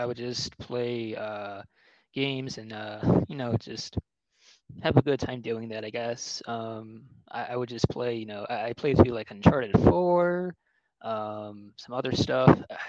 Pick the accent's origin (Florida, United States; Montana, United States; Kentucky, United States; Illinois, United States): Illinois, United States; also born or lived in Hawaii / Arizona / South Carolina / Georgia; now in Nevada, United States; I come from a military family. Originally, I'm from Illinois. I've lived in Hawaii, lived in Arizona, lived in South Carolina, lived in Georgia, and currently I'm living in Nevada.